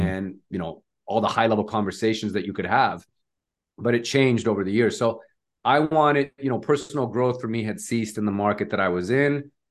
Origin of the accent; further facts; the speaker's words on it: Nevada, United States; moved away as an adult; now in Bay Area, United States; started off in Nevada, which is my home state wh-, where I'm from